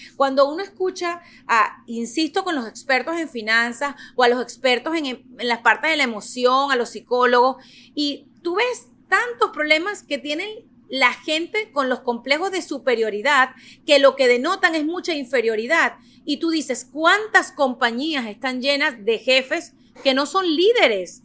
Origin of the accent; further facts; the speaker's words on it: Venezuela; moved away as an adult; now in United States; yo nací en Venezuela, yo llegué a Estados Unidos ya con una carrera, con un título de periodista